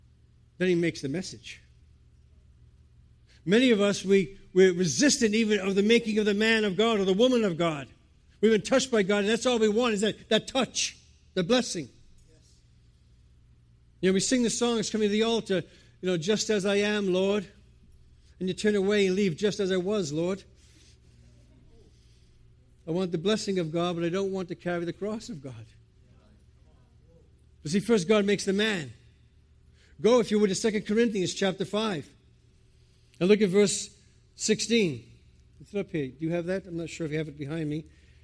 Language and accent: English; Providence, Rhode Island, United States; accent: New England; moved away as an adult; now in England, United Kingdom; I'm from the States, by the way. I went from a New England accent to an Old England accent. I'm from Providence, Rhode Island, but I've lived in England now for about 22 years.